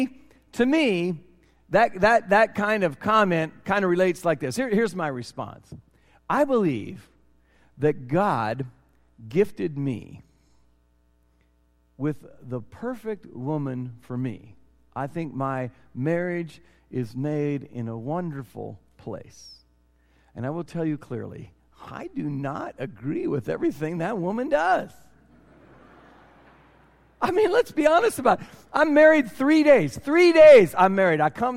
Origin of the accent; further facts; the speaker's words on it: Cedar Rapids, Iowa, United States; I'm from Cedar Rapids, Iowa